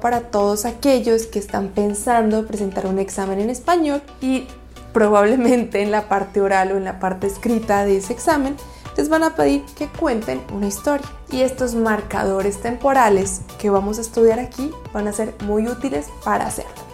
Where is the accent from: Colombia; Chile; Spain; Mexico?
Colombia; soy colombiana